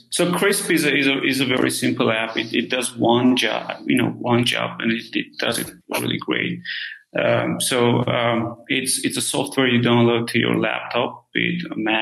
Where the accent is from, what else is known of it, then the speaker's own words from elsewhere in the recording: Armenia; moved away; I'm originally from Armenia